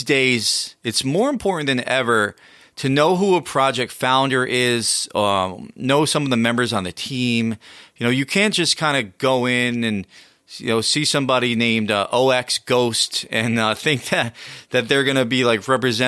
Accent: United States; I'm the American version of you

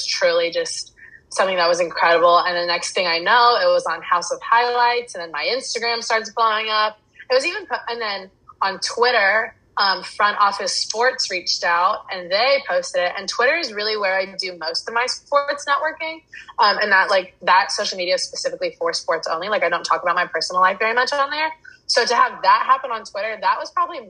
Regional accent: 45 minutes outside of Charlotte, North Carolina, United States; moved away as an adult; now in Los Angeles, United States; I grew up 45 minutes outside of Charlotte, and I went to school in Charlotte

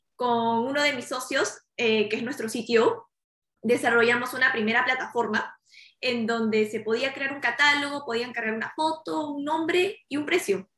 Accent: Lima, Peru; now in Miami, United States; yo soy originaria de Perú, yo nací en Lima

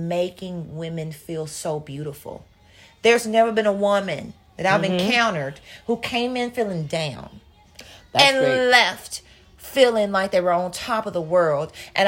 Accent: Arkansas, United States; moved away as an adult; now in Massachusetts, United States; I am living in fucking Massachusetts right now. Massachusetts, like, I am from Arkansas

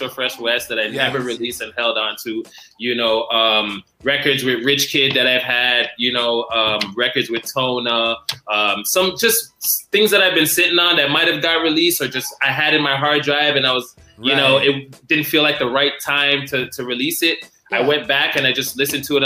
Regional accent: Toronto, Ontario, Canada; I come from Toronto

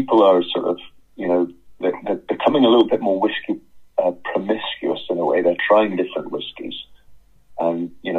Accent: Edinburgh, Scotland, United Kingdom; from my days growing up in Edinburgh

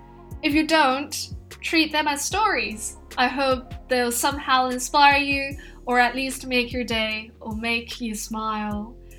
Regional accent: Hong Kong; now in London, United Kingdom; I'm from Hong Kong and I'm currently based in London, and I've been in the UK for 9 years now. Given that I'm from Hong Kong, I tend to have a mixed accent.

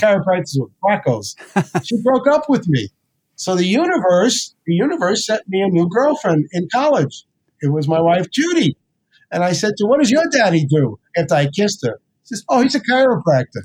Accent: New York City, New York, United States; moved away; also born or lived in New Jersey; I grew up in the South Bronx.

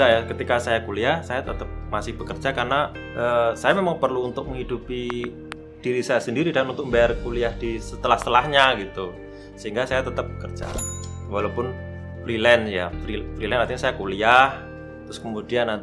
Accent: Cepu, Central Java, Indonesia; moved away as an adult; now in Yogyakarta, Indonesia; saya apa namanya? kan dari Cepu ya. Saya aslinya Cepuan, terus kemudian okay. ya di Jawa Tengah, terus kemudian ke Jogja ini modalnya kan modal modal semangat aja

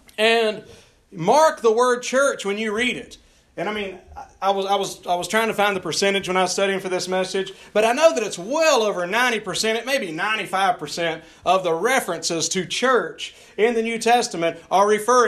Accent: North Carolina, United States; I'm fresh from North Carolina here.

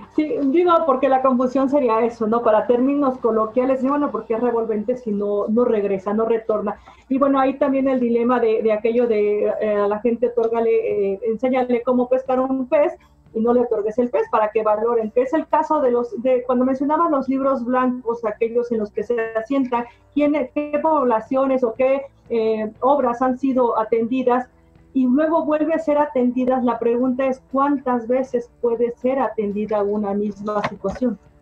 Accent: Mexico; somos los mexicanos

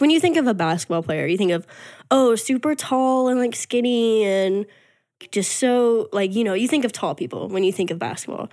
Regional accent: Texas, United States; moved away as an adult; also born or lived in Arkansas; I'm from Texas originally

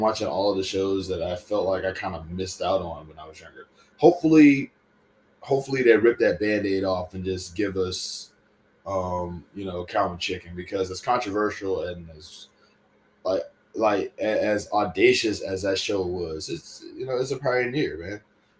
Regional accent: Southern United States, United States; And I'm Southern, you know, I'm from the South, you know what I'm saying?

